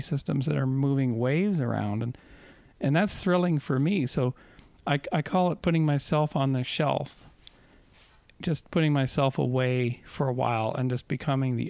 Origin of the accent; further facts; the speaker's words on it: Canada; moved away; I'm from Canada